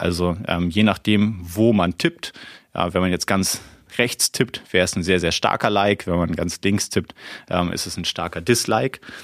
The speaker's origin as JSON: {"language": "German", "region": "Hamburg", "country": "Germany", "tie": "born or raised there", "moved": "yes", "said": "ich bin äh, ja gebürtiger Hamburger"}